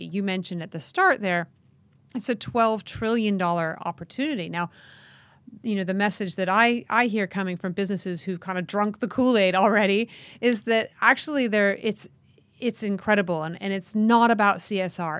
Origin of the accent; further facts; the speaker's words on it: United States; the United States, my home country